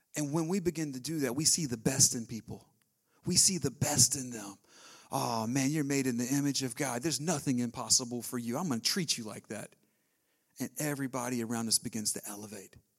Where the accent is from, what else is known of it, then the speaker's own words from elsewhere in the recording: the South, United States; I was raised in the South